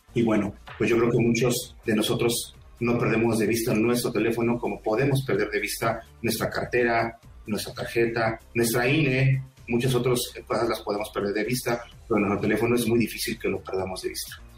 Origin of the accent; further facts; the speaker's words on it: Mexico; No soy extranjero, soy mexicano como ustedes.